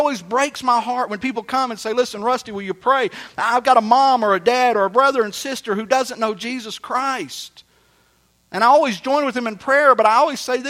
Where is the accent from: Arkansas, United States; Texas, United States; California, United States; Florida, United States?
Texas, United States; South; moved away as an adult; I moved away from my hometown, I'm from South Texas